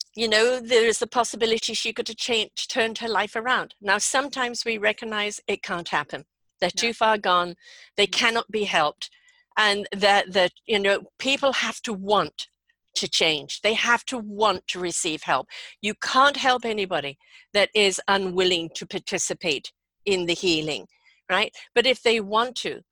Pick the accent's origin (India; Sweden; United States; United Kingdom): United Kingdom; England; moved away; when I grew up in England